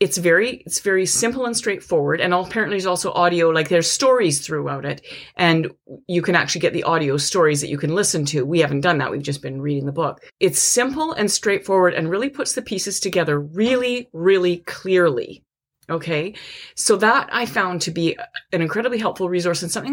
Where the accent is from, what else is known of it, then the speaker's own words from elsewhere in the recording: Canada; we are Canadian, we did study American history